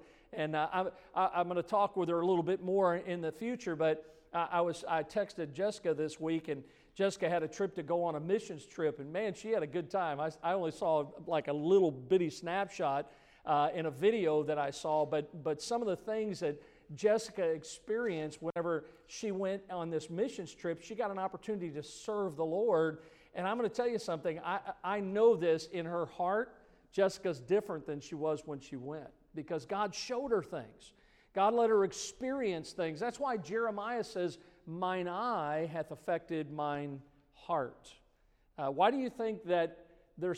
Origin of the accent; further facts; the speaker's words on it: Midwest, United States; I grew up in the Midwest